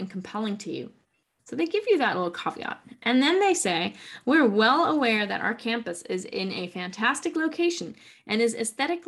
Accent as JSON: {"language": "English", "country": "Germany", "also_born_or_lived": "Spain / Argentina / United States", "moved": "yes", "said": "I'm from Germany, but I've also lived in Spain, Argentina, and various parts of the United States."}